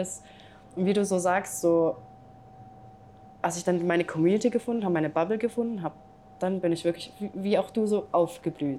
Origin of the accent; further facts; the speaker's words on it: Singapore; moved away as an adult; now in Switzerland; ich bin in Singapur aufgewachsen